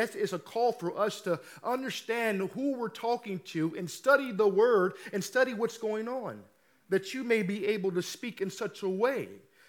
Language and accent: English; Midwest, United States; Y'all know I'm from the Midwest. It's not the South California. Don't call Missouri the South. It's the Midwest.